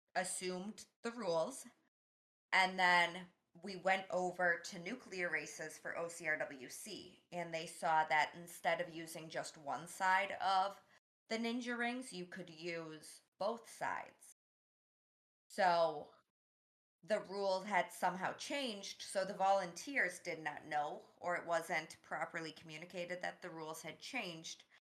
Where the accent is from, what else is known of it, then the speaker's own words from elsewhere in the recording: Boston, Massachusetts, United States; I'm from Boston. I'm not from the Midwest